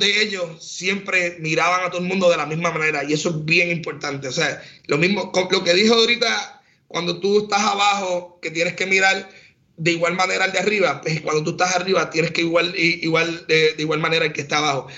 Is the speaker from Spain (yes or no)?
no; San Juan, Puerto Rico; mi raíz es, el campo, aunque me crié en San Juan